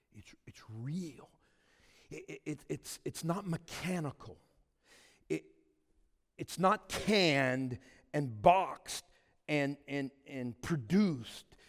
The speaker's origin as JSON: {"language": "English", "area": "Cajun", "region": "Louisiana", "country": "United States", "said": "I'm a Cajun"}